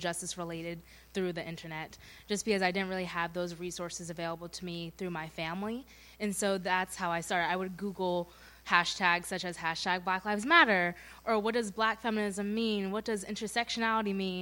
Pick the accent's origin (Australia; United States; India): United States; Providence, Rhode Island; moved away; I'm from Providence, Rhode Island, and I go to Andover